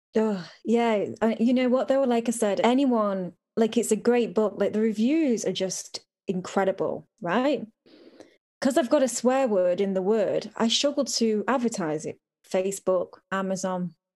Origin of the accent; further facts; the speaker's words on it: United Kingdom; I'm so British